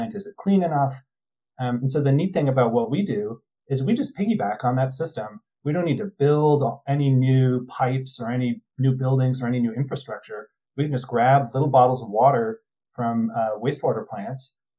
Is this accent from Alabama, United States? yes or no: no; New Jersey, United States; I'm from New Jersey.